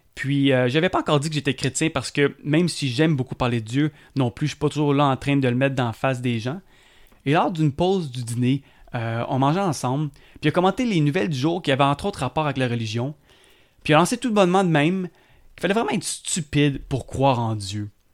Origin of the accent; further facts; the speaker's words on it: South Shore of Montreal, Quebec, Canada; Je suis un Québécois, puis je suis fier euh, du Québec et d'être Québécois. Euh, j'ai été élevé sur la sud de Montréal